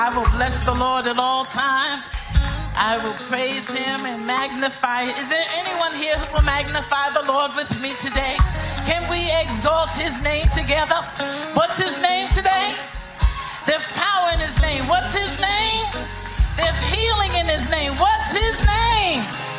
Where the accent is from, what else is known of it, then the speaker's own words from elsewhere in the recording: New York City, New York, United States; The village of Harlem, my hometown